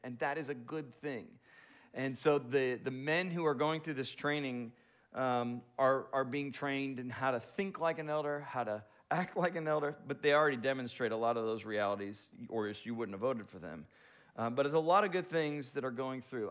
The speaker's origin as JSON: {"language": "English", "town": "Boca Raton", "region": "Florida", "country": "United States", "moved": "yes", "said": "I'm from the Boca Raton area"}